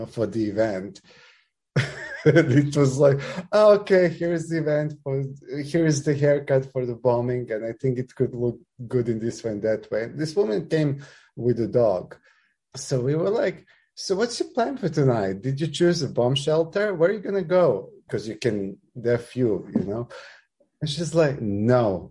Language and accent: English; Belgrade, Serbia; moved away as an adult; now in Japan; I'm from Serbia